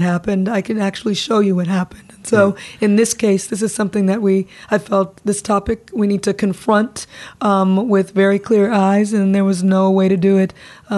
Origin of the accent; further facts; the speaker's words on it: Compton, California, United States; growing up in Compton. I grew up around a very heavy police presence